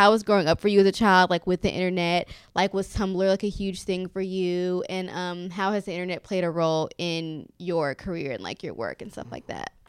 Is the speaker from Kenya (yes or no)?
yes; Kenya; also born or lived in Houston; now in New York City, United States; I'm from Kenya